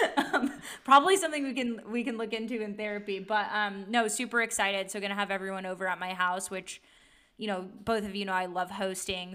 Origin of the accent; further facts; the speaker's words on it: East Bay, Bay Area, California, United States; also born or lived in Santa Barbara / San Francisco; now in Los Angeles, United States; but I did grow up in the Bay Area, so in the East Bay